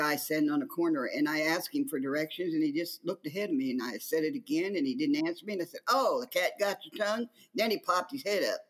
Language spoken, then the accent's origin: English; Wyoming, Illinois, United States; moved away as an adult; also born or lived in Galesburg, Illinois / Quad Cities, Illinois; now in Arizona, United States; I grew up in Wyoming, Illinois, which is probably 55, 60 miles from the Quad Cities. I left Wyoming at 16, yes.